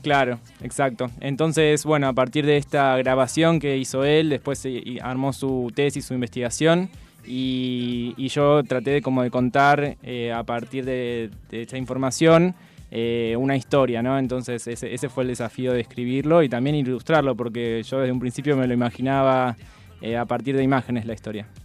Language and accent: Spanish; Adrogué, Buenos Aires Province, Argentina; Yo vengo de Adrogué